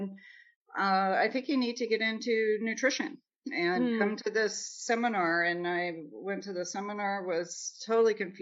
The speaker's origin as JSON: {"language": "English", "region": "Nebraska", "country": "United States", "moved": "yes", "said": "I'm from Nebraska"}